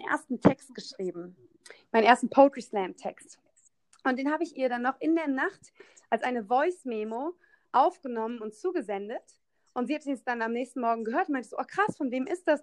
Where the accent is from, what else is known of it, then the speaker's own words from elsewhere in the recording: Koblenz, Rhineland-Palatinate, Germany; in meiner Heimatstadt in Koblenz, ich komme aus Koblenz